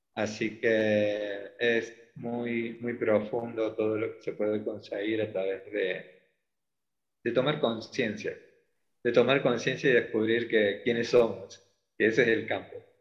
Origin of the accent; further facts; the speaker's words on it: Córdoba, Argentina; de Córdoba, Argentina